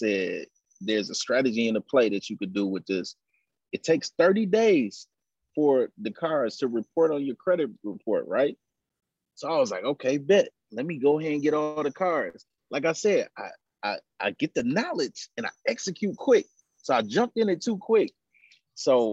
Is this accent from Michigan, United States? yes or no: yes; Pontiac, Michigan, United States; also born or lived in Chicago, Illinois; now in Atlanta, United States; I'm originally from Chicago. And then I grew up in Pontiac, Michigan